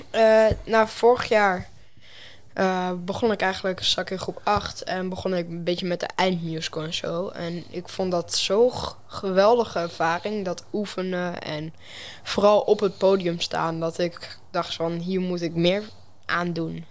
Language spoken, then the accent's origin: Dutch; Enschede, Overijssel, Netherlands; ik kom uit Enschede, gewoon geboren. En ja, daar leef ik nu ook gewoon.